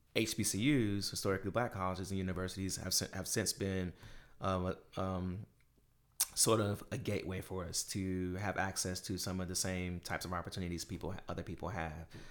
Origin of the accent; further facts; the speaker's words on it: Durham, North Carolina, United States; moved away; we grew up in Durham, North Carolina